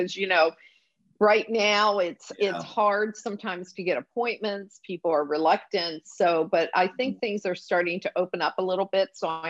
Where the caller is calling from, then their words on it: South Carolina, United States; So today I'm in South Carolina. But on Wednesday, I'm going back to DC.